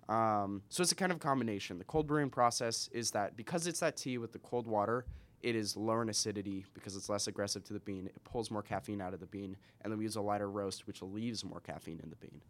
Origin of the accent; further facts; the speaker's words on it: Spokane, Washington, United States; also born or lived in Seattle; I'm from Spokane.